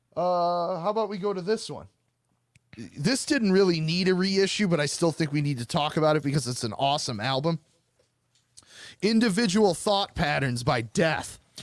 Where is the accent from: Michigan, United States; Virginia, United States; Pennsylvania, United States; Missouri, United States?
Michigan, United States; accent: Michigan; my Michigan accent